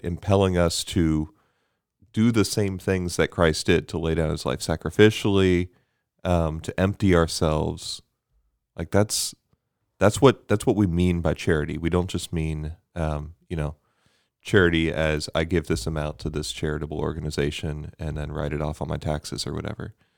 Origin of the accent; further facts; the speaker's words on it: Bermuda; moved away; growing up in Bermuda.